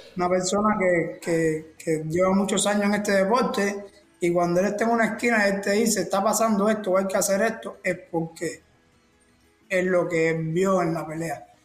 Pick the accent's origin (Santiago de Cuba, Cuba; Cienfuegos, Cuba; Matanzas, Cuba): Cienfuegos, Cuba; moved away as an adult